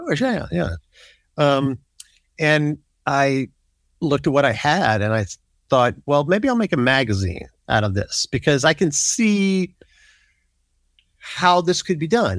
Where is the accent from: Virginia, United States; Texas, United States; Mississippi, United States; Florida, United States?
Mississippi, United States; Biloxi; I grew up in Biloxi, Mississippi, which is not that far away from New Orleans